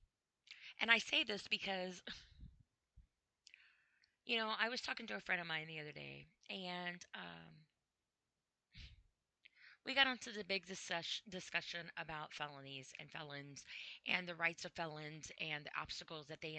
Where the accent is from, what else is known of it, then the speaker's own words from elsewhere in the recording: United States; I am an American. I'm proud to be an American